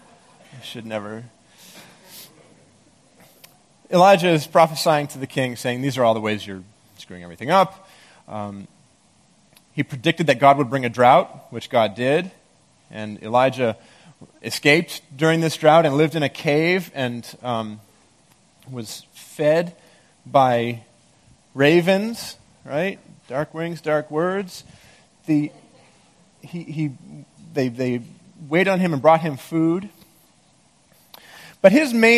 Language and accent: English; Maine, United States; moved away; I grew up in Maine, and there's a lot of black bears there